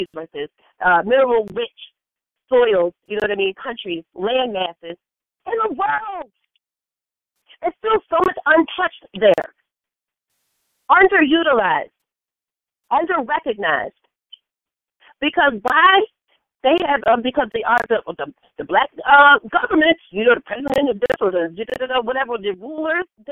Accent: United States; as American blacks, because that's what I am. I consider myself an American black

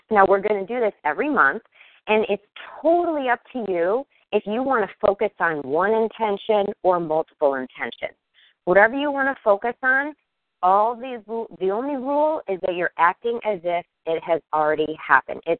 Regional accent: Kansas City, United States; I'm from Kansas City.

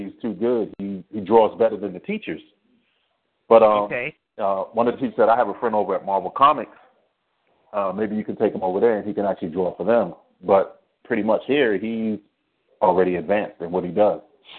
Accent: East Coast, United States; also born or lived in Spain / Baltimore / Washington, D.C. / Florida; Well, actually, I was born in Spain. My dad was military, and he moved us to the East Coast. So I lived in Baltimore. I lived in D.C. I lived in Florida, New York.

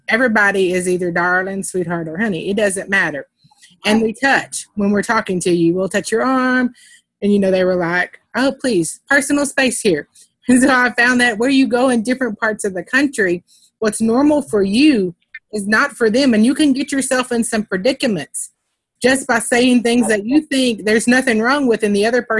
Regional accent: Texas, United States; accent: Texas; I know here in Texas, our accents are pretty predominant.

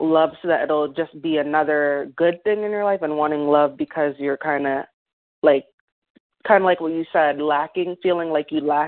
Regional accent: Delaware, United States; now in Philadelphia, United States; I'm from Delaware.

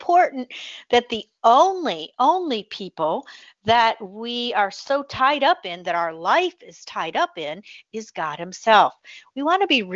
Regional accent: Michigan, United States; now in Pensacola, United States; my home state, which is my original home state, is the state of Michigan

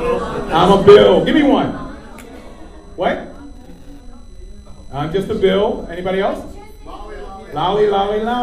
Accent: Baltimore, Maryland, United States; I'm from Baltimore, Maryland

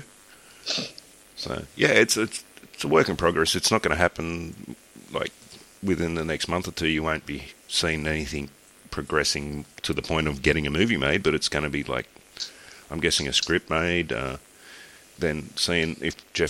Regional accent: Australia; I'm Australian

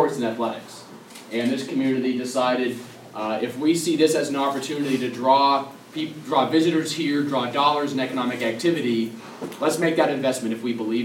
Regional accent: Auburn, Maine, United States; my time serving this community, my hometown, as mayor

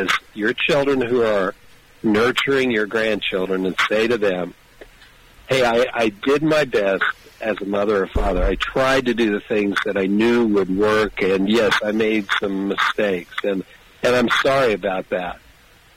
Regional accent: Kansas, United States; And I love my home state that is in the center of the universe, or actually the center of America.

